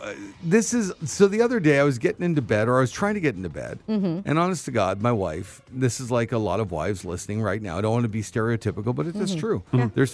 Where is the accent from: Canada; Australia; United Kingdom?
Canada; And then I realized I'm Canadian, so I should say dragon.